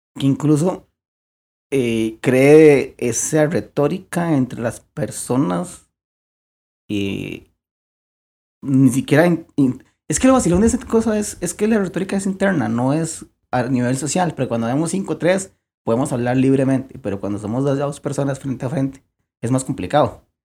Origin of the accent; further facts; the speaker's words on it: Costa Rica; somos ticos